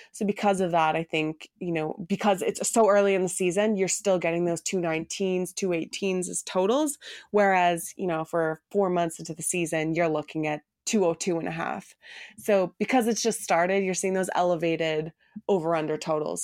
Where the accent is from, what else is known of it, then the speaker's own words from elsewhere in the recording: Toronto, Ontario, Canada; I grew up in Toronto. I've lived here my entire life